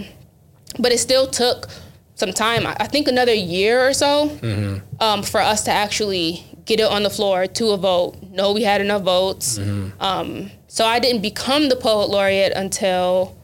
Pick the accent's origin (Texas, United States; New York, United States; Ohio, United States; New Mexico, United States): New York, United States; Buffalo; I'm from Thatcher